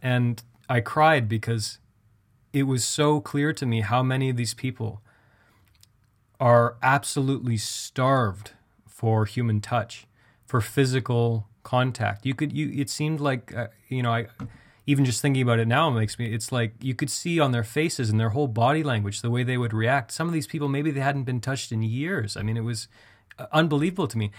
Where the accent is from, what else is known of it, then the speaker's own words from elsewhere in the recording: Canada; I'm Canadian.